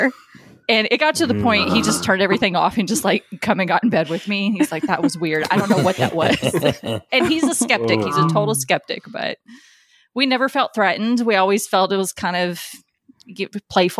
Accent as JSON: {"language": "English", "area": "near Adams", "region": "Tennessee", "country": "United States", "tie": "born or raised there", "said": "I grew up really close to Adams, Tennessee, which is home of the Bell Witch"}